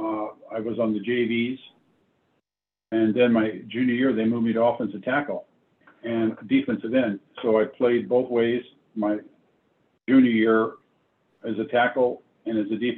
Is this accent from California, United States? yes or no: yes; Bellflower, California, United States; also born or lived in Chicago, Illinois / Paramount, California; I was born in Chicago, and we moved to Paramount, California when I was 3 years old. And I think it's 5, we moved to, or when I was 6, we moved to Bellflower